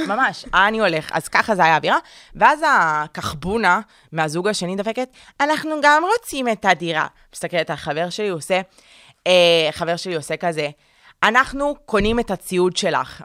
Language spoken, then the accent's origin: Hebrew; Tel Aviv, Tel Aviv District, Israel; now in Ramat Gan, Israel; אני גרה גרתי, גדלתי בתל אביב, ועברתי לרמת גן